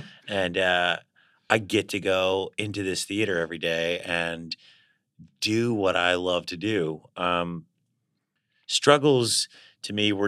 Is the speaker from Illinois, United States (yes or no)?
no; Baltimore, Maryland, United States; moved away as an adult; also born or lived in New York; I'm from Baltimore. I come from a very, my mother plays organ for her church.